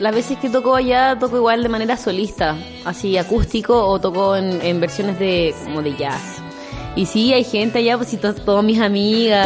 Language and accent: Spanish; Puerto Montt, Los Lagos, Chile; soy de Puerto Montt